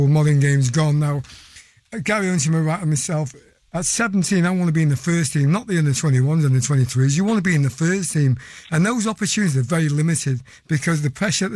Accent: Wales, United Kingdom; I'm a Welshman

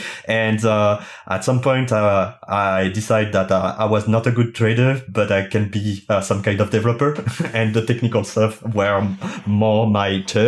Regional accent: France; English is a second language; as you can hear it with my thick accent, I'm French

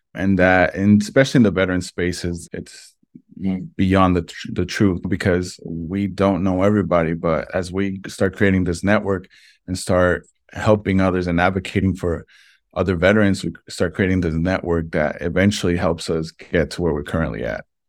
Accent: Vega Alta, Puerto Rico; also born or lived in Brooklyn, New York; we ended up moving here to Puerto Rico

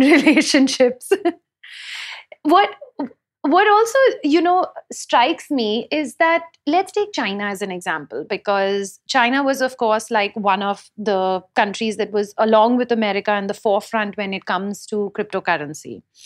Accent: India

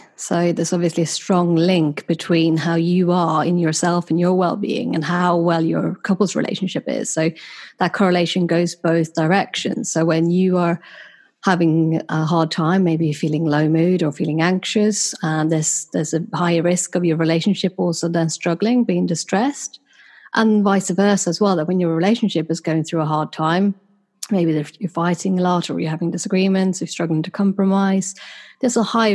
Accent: Sweden; moved away as an adult; now in United Kingdom; having been born and raised in Sweden and then having moved to the UK about 10 years ago

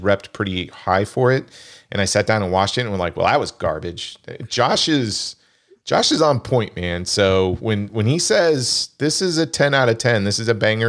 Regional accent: Kansas, United States; I grew up in Kansas.

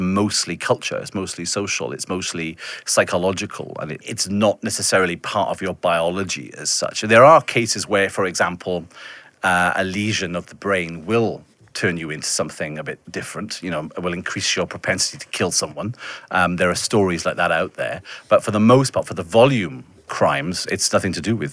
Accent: Welsh town, Wales, United Kingdom; my experience growing up in a very white Welsh town

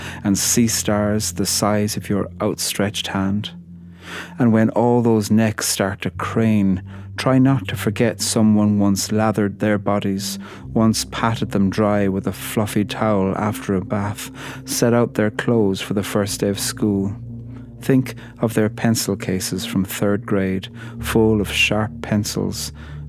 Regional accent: Ireland; I'm a poet from Ireland

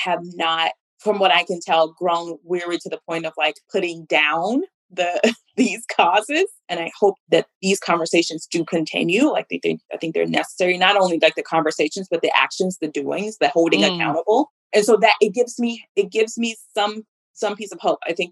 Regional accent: Mississippi, United States; moved away; I am from Mississippi and I have lived in a number of places, but Mississippi is always home.

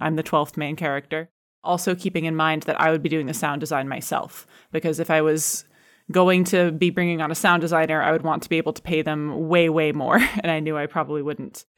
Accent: United States; now in United Kingdom; I am American, but I live in the U K

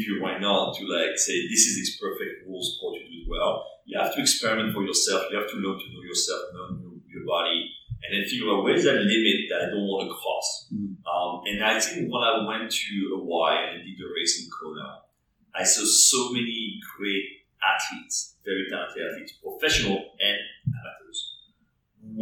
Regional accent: France; English is a second language; moved away as an adult; now in New York, United States; I was born and raised in France. I moved to New York when I was 22, so I went to college in France.

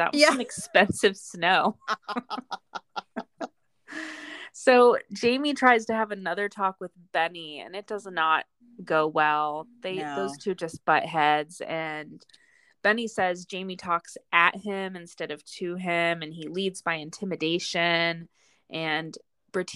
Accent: Midwest, United States; also born or lived in South Carolina; we grew up in the Midwest

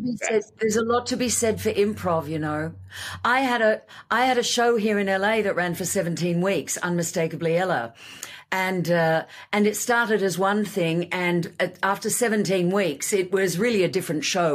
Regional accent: Australia; moved away; also born or lived in Sydney; I came from Australia

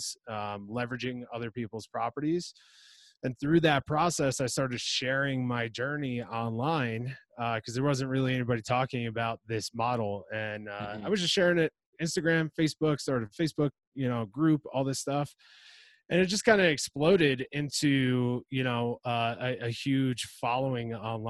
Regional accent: New Jersey, United States; moved away as an adult; now in San Diego, United States; I grew up in New Jersey

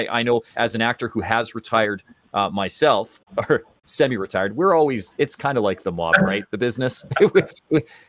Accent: Canada; as a Canadian

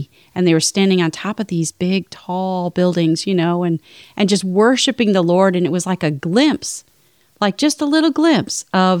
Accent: Chicago, Illinois, United States; I grew up in Chicago.

